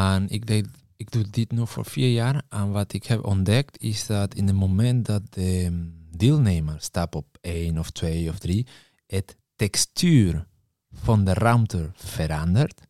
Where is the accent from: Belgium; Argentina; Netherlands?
Argentina; Patagonia; Dutch is a second language; moved away; Ik kom uit uh, Argentinië, Patagonië. Uit een klein dorpje daar